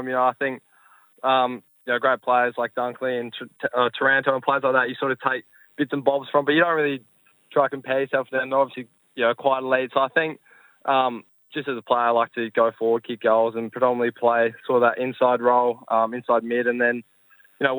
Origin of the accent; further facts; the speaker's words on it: Adelaide, South Australia, Australia; growing up in Adelaide